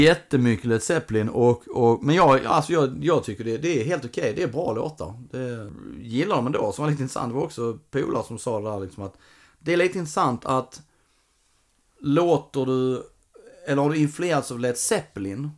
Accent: Ängelholm, Skåne, Sweden; moved away; jag var nere i Ängelholm i somras, min hemstad

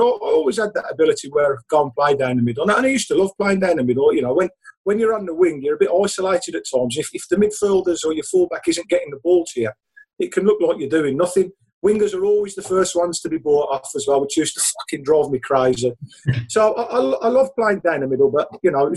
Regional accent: Birmingham, West Midlands, United Kingdom; being brought up in Birmingham, being a Blues fan

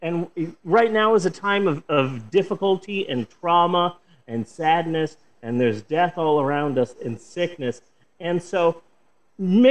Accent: Oklahoma, Midwest, United States; as a Midwesterner, as someone who lives in Oklahoma

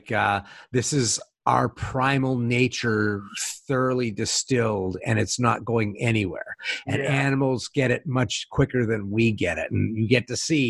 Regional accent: Pennsylvania, United States; I'm from Pennsylvania

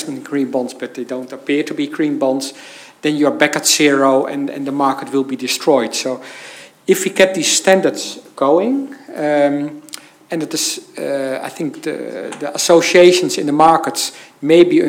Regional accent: Netherlands; I'm from the Netherlands, the country of the big pension funds

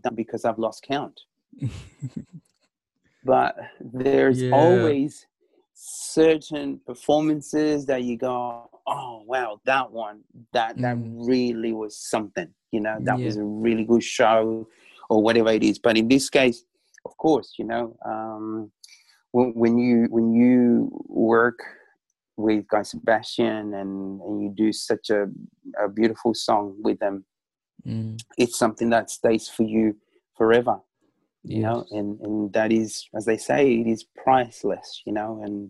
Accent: Chile; I was born in South America, in Chile, Pacific, Latin music is something that runs within me

